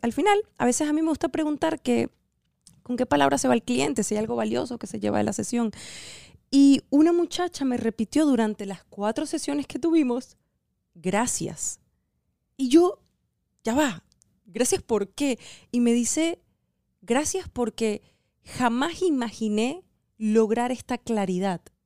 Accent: Venezuela; now in United States; somos venezolanos en Estados Unidos

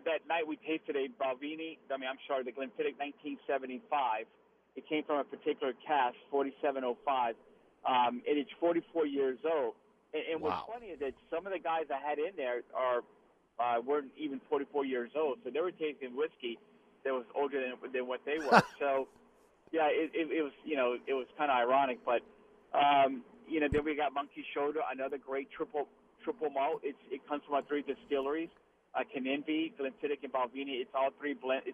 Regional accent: Morgan City, Louisiana, United States; I grew up in the American Legion in Morgan City at post 96.

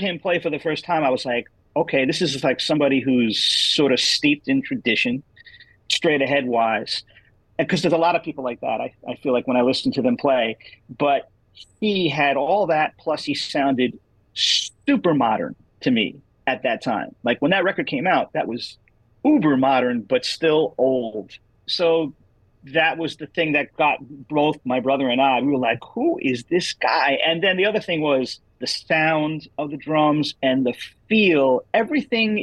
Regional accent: New York, United States; being a New Yorker

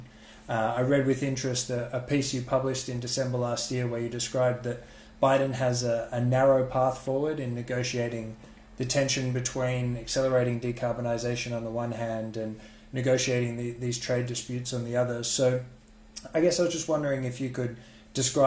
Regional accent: Australia; my home country of Australia

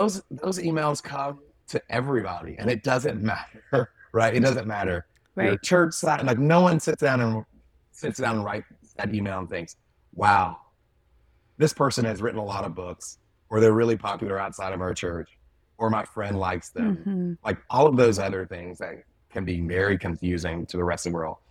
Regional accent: Mississippi, United States; grew up in Southern Mississippi along the Gulf Coast

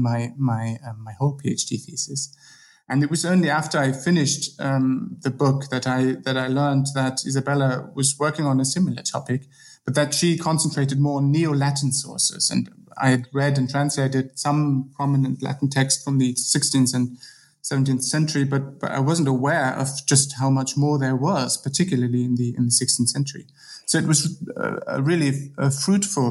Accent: Germany; moved away as an adult; now in Bern, Switzerland; I'm originally from Germany, but my current position is in Switzerland at the University of Bern

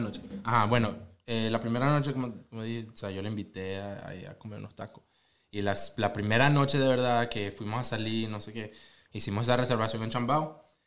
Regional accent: Venezuela; now in Oklahoma City, United States; de Venezuela

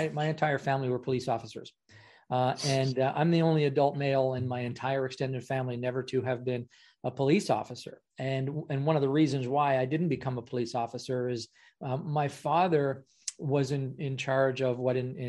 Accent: Ottawa, Ontario, Canada; I'm from Canada

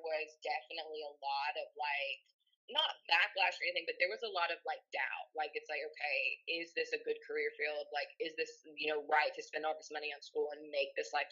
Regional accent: Campbellsville, Kentucky, United States; I am from Campbellsville, Kentucky. Basically, I grew up in a really small town my whole life

